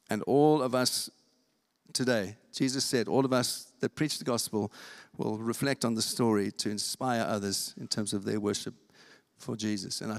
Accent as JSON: {"language": "English", "region": "England", "country": "United Kingdom", "said": "I'm, I'm English and we don't do that."}